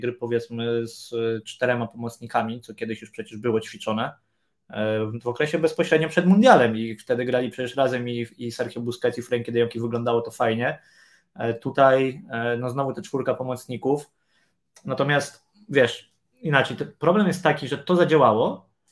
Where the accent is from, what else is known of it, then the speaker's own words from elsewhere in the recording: Poland; moved away; skąd jesteś, z Polski